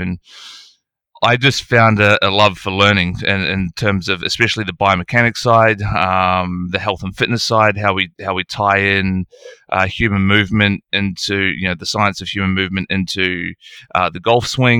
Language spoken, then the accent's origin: English; Nelson, New Zealand; moved away as an adult; now in Australia; I grew up in New Zealand, a beautiful place called Nelson, top of the South Island, where I played all of my junior golf.